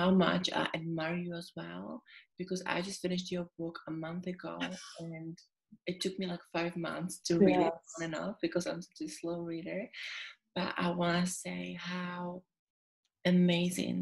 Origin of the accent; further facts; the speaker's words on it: Czechia; English is a second language; moved away as an adult; also born or lived in Sydney, Australia; now in London, United Kingdom; as you can hear, I've got an accent. So basically, I was born in Czechia or Czech Republic. And when I was 18, I moved to Sydney for 3 years.